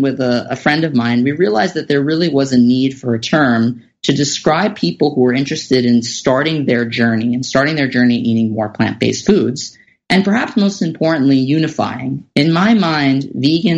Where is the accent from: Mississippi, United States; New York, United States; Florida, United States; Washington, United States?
New York, United States; New York City; I grew up in Staten Island, New York